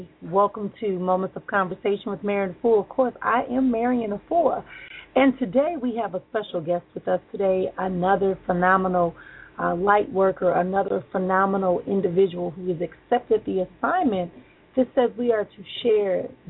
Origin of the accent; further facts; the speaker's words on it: Milwaukee, Wisconsin, United States; my hometown of Milwaukee.